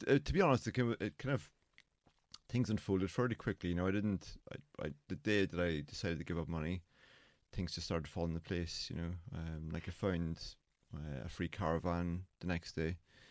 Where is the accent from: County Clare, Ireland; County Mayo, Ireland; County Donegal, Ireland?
County Donegal, Ireland; I grew up in Donegal